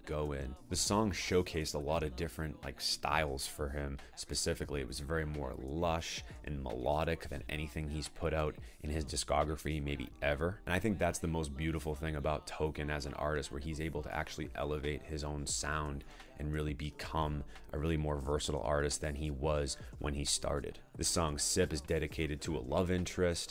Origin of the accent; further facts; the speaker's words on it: Danvers, Massachusetts, United States; I'm originally from Danvers, so like I really am very familiar with that area